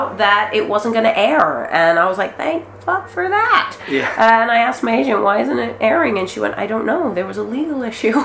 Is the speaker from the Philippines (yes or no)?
yes; Philippines; moved away; I'm Filipino